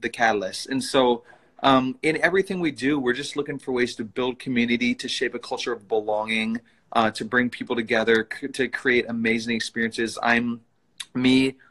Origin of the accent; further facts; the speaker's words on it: Princeton, Minnesota, United States; now in Minneapolis, United States; I grew up in Princeton, Minnesota, which is like about an hour north of Minneapolis, where, where I live now